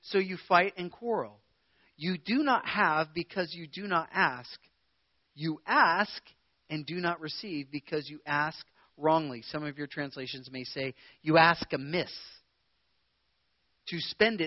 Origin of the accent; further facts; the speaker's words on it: Prineville, Oregon, United States; I was born and raised in Prineville